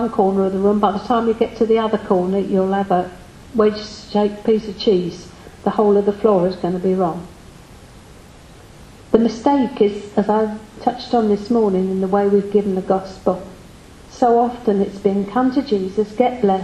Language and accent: English; United Kingdom; we are British.